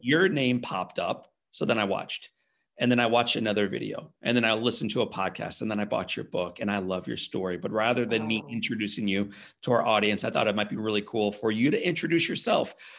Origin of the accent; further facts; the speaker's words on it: St. Louis, Missouri, United States; I grew up in St. Louis, Missouri.